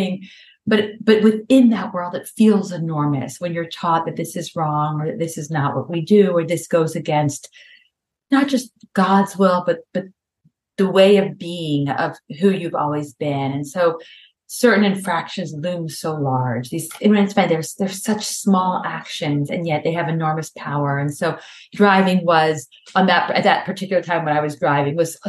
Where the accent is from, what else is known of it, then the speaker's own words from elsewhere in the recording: Memphis, Tennessee, United States; also born or lived in New York City; now in Boston, United States; I grew up in Memphis, Tennessee, where driving was kind of like friendly suburban driving